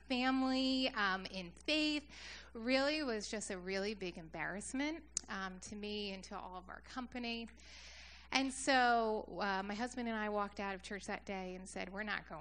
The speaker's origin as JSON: {"language": "English", "town": "Beachwood", "region": "New Jersey", "country": "United States", "tie": "born or raised there", "said": "Jersey is really where I grew up. I grew up in Ocean County, so kind of by Seaside."}